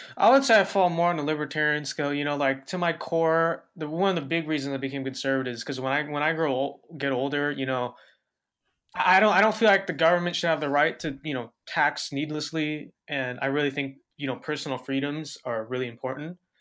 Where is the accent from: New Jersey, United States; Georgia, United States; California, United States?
California, United States; Los Angeles County; I was born and raised in Los Angeles County all my life